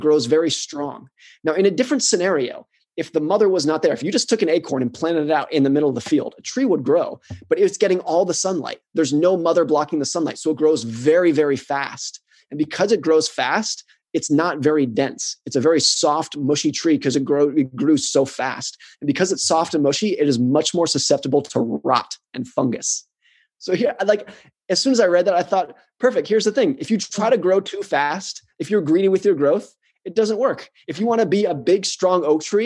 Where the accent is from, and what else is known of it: United States; born or raised there